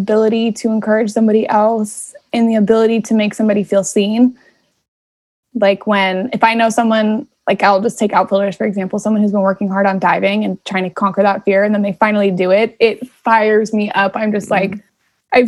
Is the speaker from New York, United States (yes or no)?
no; right outside of Anaheim, California, United States; moved away as an adult; I grew up right outside of Anaheim